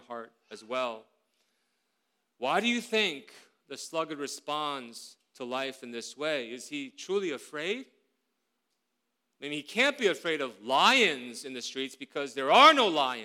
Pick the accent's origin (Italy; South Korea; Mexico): South Korea; moved away; When I grew up in Korea more than 30 years ago